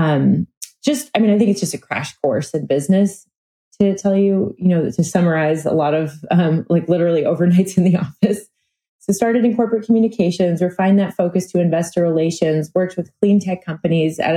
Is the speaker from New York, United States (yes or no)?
yes; New York City, New York, United States; moved away as an adult; also born or lived in Park City, Utah; I grew up in New York City